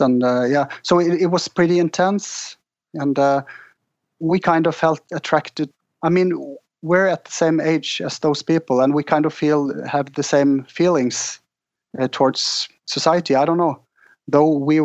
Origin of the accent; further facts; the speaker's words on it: Norway; growing up in Norway